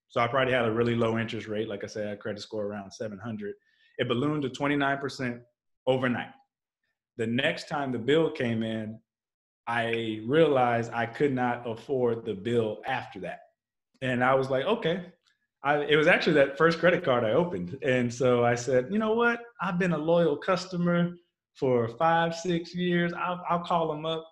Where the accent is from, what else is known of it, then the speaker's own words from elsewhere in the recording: Texas, United States; I grew up in Texas